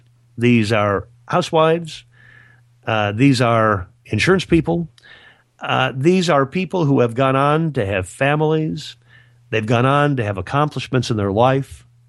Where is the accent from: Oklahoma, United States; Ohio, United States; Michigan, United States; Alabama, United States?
Michigan, United States; So very near the little town that I grew up in Michigan, a couple of guys from the Lions Club got together